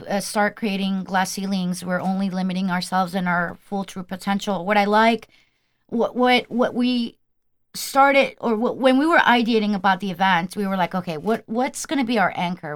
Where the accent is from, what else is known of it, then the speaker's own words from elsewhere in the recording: Colombia; I'm from Colombian.